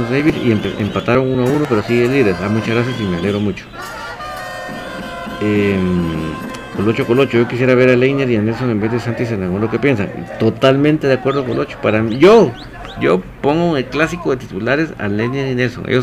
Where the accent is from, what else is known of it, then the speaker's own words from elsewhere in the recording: Gualán, Zacapa, Guatemala; soy de Gualán, Zacapa, pero te cuento que la esposa del chino Iván León es de acá, de Gualán